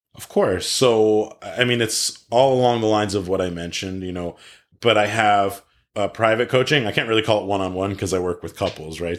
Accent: East Coast, United States; moved away as an adult; now in California, United States; I grew up on the East Coast and went to school on the East Coast

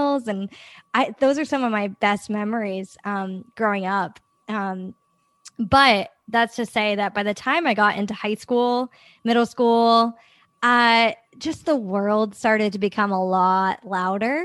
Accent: Northeast, United States; I grew up in the Northeast

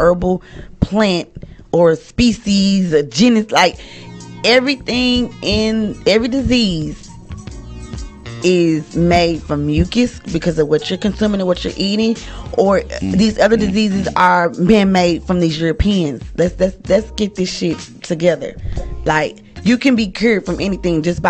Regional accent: Oklahoma City, Oklahoma, United States; moved away as an adult; now in Texas, United States; I'm from Oklahoma City originally, and I've been living in Texas

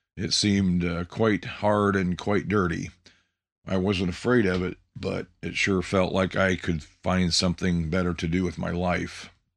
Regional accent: Indiana, United States; also born or lived in Montpelier, Ohio; My family moved to Indiana in nineteen sixty-four. I have three younger siblings, Cheryl, Linda, and David. We were raised on the farm

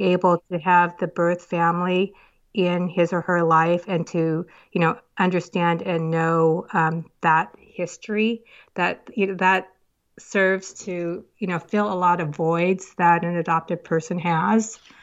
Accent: United States; also born or lived in South Korea; now in Woodinville, United States; from an orphanage, a couple of orphanages to foster home, and then I was adopted into the, over to the United States to family in the United States.

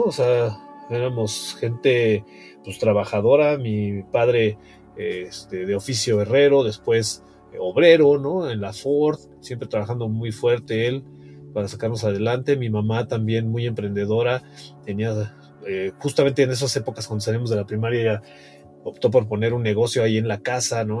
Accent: Mexico City, Mexico; Yo nací en la Ciudad de México en 1970, particularmente en Tlatelolco y pues tuve una niñez normal para esas épocas

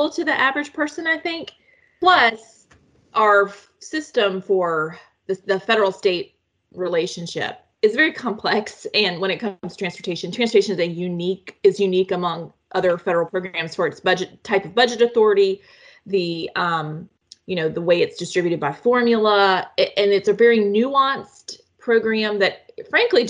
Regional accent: North Carolina, United States; now in Washington, D.C., United States; my home state of North Carolina

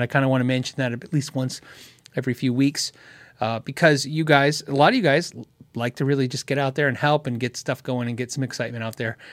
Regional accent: Tucson, Arizona, United States; moved away; I grew up in Tucson

